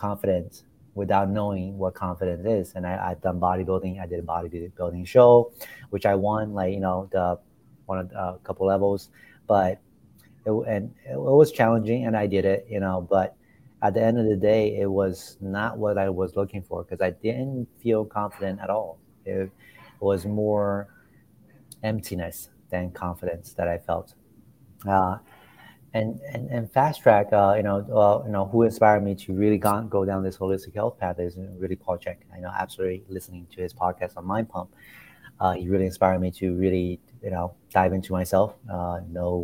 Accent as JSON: {"language": "English", "region": "Florida", "country": "United States", "tie": "born or raised there", "also_born_or_lived": "China", "moved": "as an adult", "lives_now": "New York City, United States", "said": "I grew up in China and I moved to the US when I was 9. And I grew up from there. I grew up in Florida"}